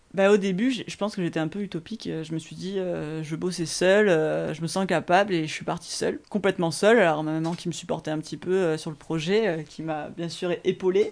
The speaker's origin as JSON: {"language": "French", "town": "Aix-en-Provence", "region": "Provence-Alpes-Côte d'Azur", "country": "France", "tie": "born or raised there", "said": "je vivais ici, chez moi à Terre Hugo"}